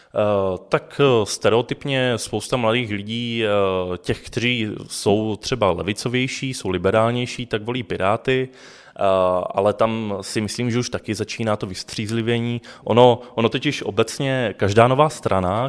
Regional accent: Ostrava, Moravian-Silesian Region, Czechia; já pocházím z Ostravy a studoval jsem střední průmyslovou školu

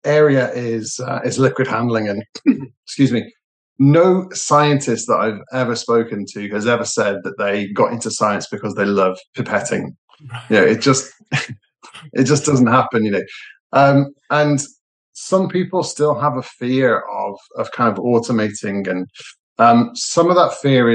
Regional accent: Liverpool, North West England, United Kingdom; now in Manchester, United Kingdom; Actually, I was born in Liverpool

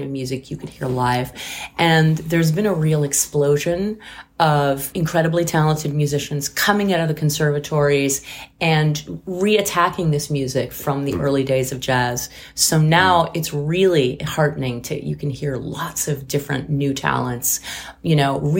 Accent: France; now in New York, United States; I was born in France and mostly grew up there.

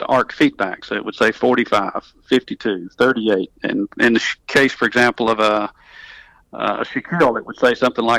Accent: North Alabama, United States; accent: southern; I'm from North Alabama, so I'm a North Alabama guy. I catch a little grief about my southern accent as I travel around the country

